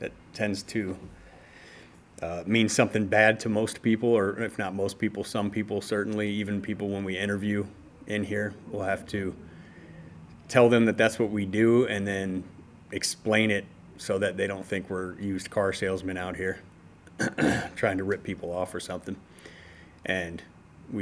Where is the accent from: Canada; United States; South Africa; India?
United States; Detroit, Michigan; moved away as an adult; also born or lived in Las Vegas, Nevada; now in Lancaster, United States; I grew up in Detroit, started plumbing there when I was a teenager. At around 24 years old, I moved to Las Vegas